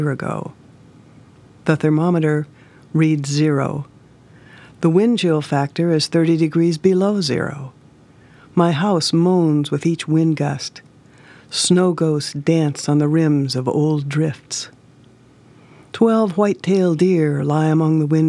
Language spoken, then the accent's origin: English; Hermosa, South Dakota, United States; I'm from Hermosa, South Dakota. I live on a ranch 5 miles south of that town